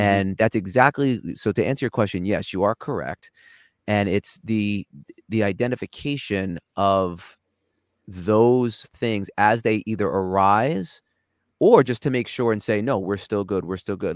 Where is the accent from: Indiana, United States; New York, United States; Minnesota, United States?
New York, United States; accent: New York; moved away as an adult; now in Los Angeles, United States; I grew up in New York